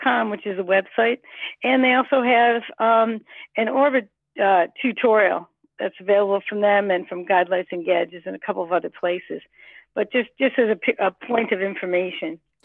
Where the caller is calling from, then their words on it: United States; I'm calling from the United